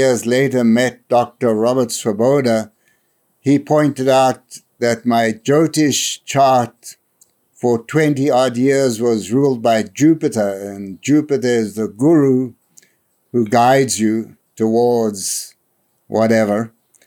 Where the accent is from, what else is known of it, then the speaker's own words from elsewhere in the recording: South Africa; moved away as an adult; now in New Hampshire, United States; I was born in South Africa in 1949